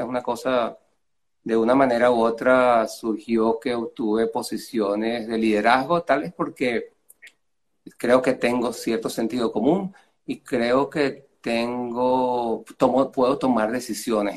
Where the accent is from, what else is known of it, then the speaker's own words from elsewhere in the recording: Venezuela; moved away as an adult; also born or lived in Tangier, Morocco; now in United States; I was born in Africa, grew up in, Latin America